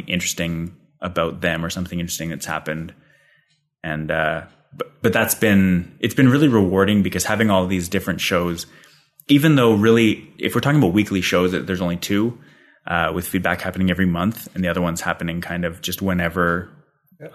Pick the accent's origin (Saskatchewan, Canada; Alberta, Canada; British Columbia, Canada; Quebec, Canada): Alberta, Canada; Calgary; now in Ottawa, Canada; He's in Calgary, where I'm from